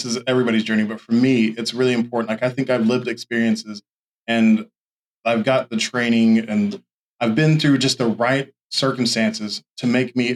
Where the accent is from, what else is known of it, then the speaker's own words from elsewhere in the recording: Oklahoma, United States; also born or lived in Chickasha / Tulsa; I'm initially from Oklahoma City, but I have not lived in the same spot at all. My earliest memories are of a little, like, I was born in Oklahoma City, but we lived in Chickasha early in my life.